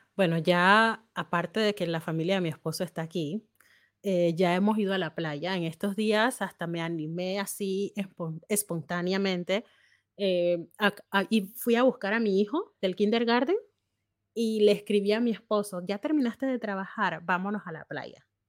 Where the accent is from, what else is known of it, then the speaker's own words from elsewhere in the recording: Panama; moved away as an adult; now in Germany; yo como panameña